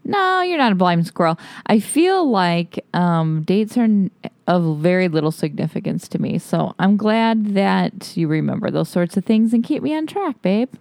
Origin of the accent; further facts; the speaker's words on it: Toledo, Ohio, United States; now in Austin, United States; Justin and I grew up in Ohio, in Toledo, Ohio.